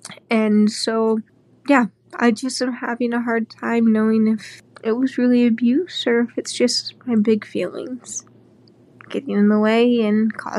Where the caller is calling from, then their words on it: Iowa, United States; I'm one of your premium subscribers and I'm calling from Iowa.